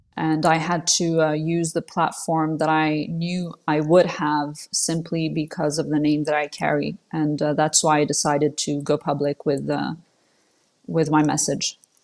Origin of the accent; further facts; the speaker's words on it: Switzerland; first language French; English is a second language; she wanted to raise us in Switzerland in the West, you know, in a free country as opposed to Saudi Arabia